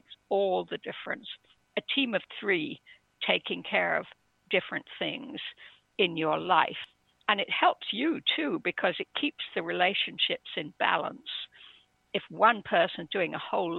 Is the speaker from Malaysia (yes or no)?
no; England, United Kingdom; I was brought up in England, stiff upper lip and all